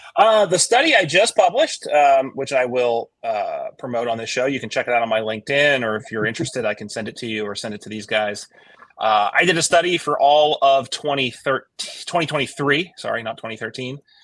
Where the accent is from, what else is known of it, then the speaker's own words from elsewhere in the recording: Midwest, United States; I'm from the Midwest